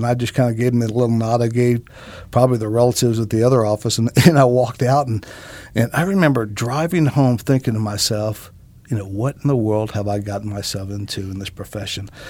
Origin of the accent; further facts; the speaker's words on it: Greenville, United States; Greenville, my hometown.